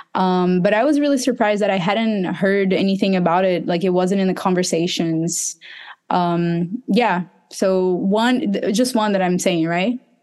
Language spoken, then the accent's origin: English; Recife, Pernambuco, Brazil; my hometown, Recife